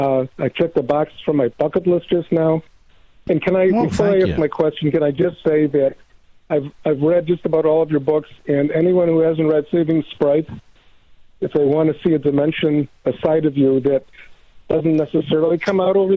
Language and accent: English; United States; I am an American Jew.